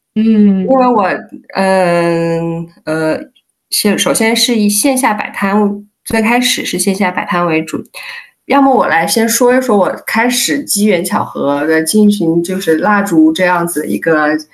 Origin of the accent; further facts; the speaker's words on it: Hunan, China; moved away as an adult; now in Netherlands; 我是湖南人